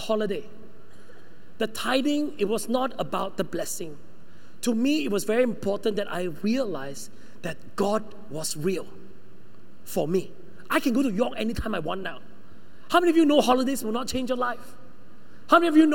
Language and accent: English; Sabah, Malaysia; moved away; also born or lived in United Kingdom; I'm the one from Sabah